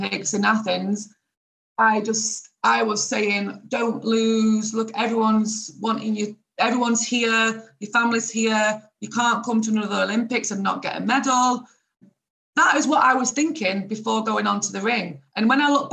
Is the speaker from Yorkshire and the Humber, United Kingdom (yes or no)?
yes; Doncaster, Yorkshire and the Humber, United Kingdom; I'm from Doncaster. I'm from this little town in England.